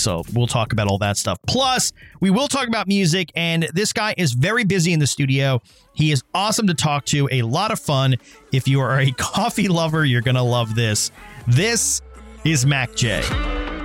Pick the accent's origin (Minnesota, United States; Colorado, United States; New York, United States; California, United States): New York, United States; I'm I'm a New Yorker. I've been here for God knows how long